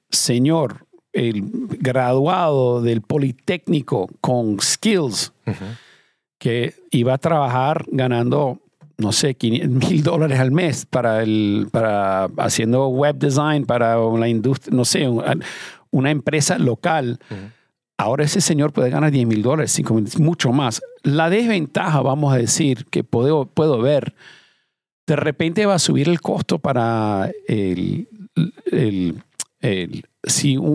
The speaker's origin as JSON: {"language": "Spanish", "country": "Venezuela", "tie": "born or raised there", "also_born_or_lived": "Iran", "said": "nací en Irán y después la revolución en Irán me fui a Venezuela. Mi familia emigró a Venezuela."}